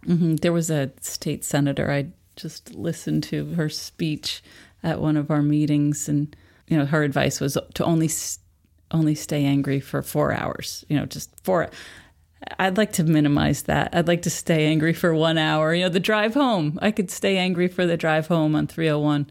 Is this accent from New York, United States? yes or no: yes; Philipstown, New York, United States; born or raised there